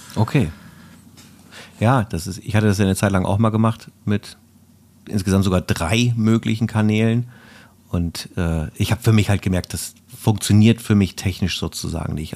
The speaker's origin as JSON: {"language": "German", "region": "Bremen", "country": "Germany", "tie": "born or raised there", "also_born_or_lived": "Erlangen", "said": "ich komme aus Bremen, ich bin in Bremen geboren"}